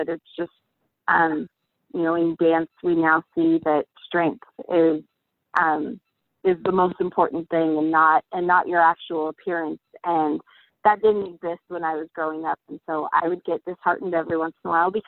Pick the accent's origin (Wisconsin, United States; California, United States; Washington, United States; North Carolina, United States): Washington, United States; Spokane; I'm from Spokane, Washington.